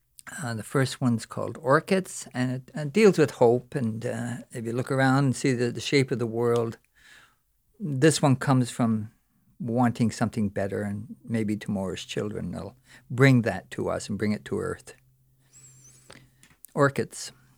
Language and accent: English; Newfoundland and Labrador, Canada; I'm from Newfoundland.